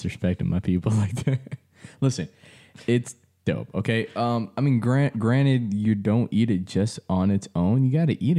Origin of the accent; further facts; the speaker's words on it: Trinidad & Tobago; I'm Trinidadian.